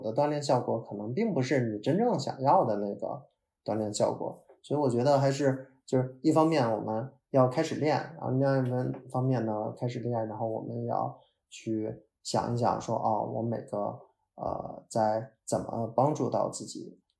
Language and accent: Chinese; North China, China; 哦哦，不好意思，可能我是北方人，蹲地就是拖拖地。